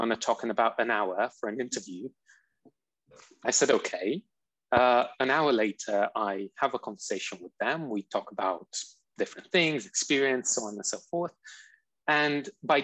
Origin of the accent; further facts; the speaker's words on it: Romania; moved away as an adult; also born or lived in Beijing, China / Essex, England; now in London, United Kingdom; I'm originally from Romania. I came over for university